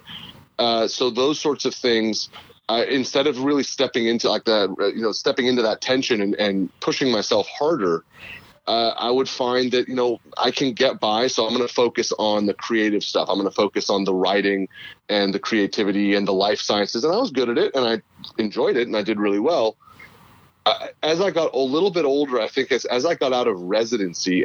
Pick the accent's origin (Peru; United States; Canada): United States; Northern California; moved away; also born or lived in Houston / Los Angeles; I grew up in Northern California